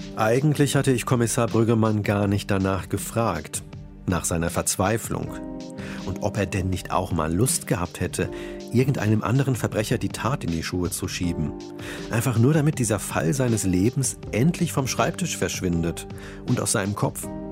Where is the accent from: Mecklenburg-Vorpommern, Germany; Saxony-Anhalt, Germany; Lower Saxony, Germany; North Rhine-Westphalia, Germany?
North Rhine-Westphalia, Germany; Sprockhövel; in Sprockhövel, in meiner Heimatstadt.